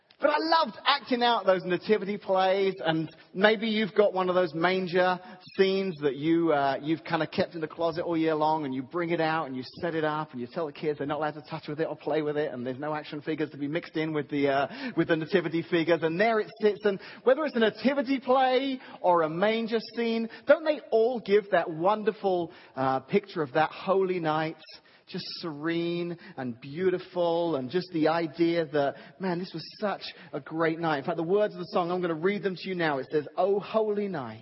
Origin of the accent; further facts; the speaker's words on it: England, United Kingdom; moved away; when I was a little guy growing up in England, in my grade school, in our primary school as we called them